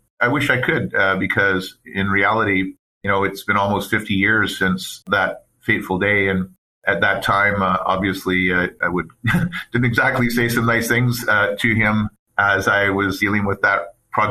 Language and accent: English; Port Alberni, British Columbia, Canada; born there; also born or lived in Fort St. John / Abbotsford; Yeah, I was born in Port Alberni, British Columbia, on Vancouver Island. And my father worked for BC Telephone, was the predecessor to TELUS. He transferred to a number of communities throughout BC